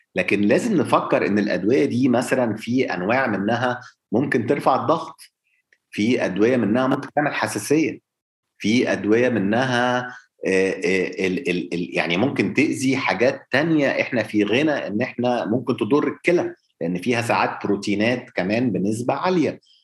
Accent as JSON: {"language": "Arabic", "country": "Egypt", "said": "احنا عندنا في مصر"}